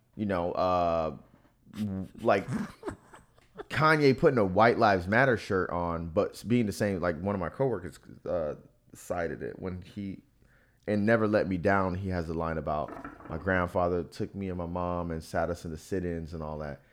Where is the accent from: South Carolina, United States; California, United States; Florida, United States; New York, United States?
Florida, United States; I was born in Florida winter